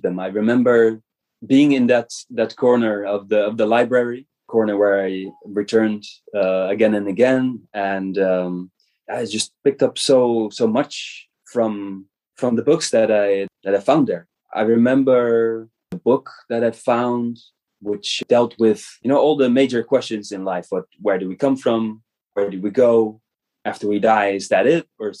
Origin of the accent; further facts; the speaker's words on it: middle of the Netherlands, central Netherlands, Netherlands; born in the Netherlands 34 years ago. Wow, it's been a long time. I was born in the middle of the Netherlands, middle of the country. And my father was born himself in a family that you know goes back, traces back in the Netherlands and this area for centuries, many generations.